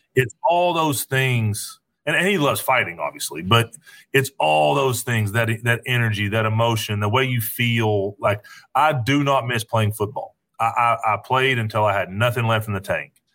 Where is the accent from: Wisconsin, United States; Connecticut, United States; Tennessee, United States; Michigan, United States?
Tennessee, United States; Knoxville; back home where I where I grew up here in Knoxville